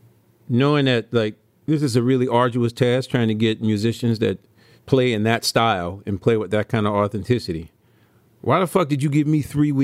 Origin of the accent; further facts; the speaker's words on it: New Orleans, Louisiana, United States; thank God I was from New Orleans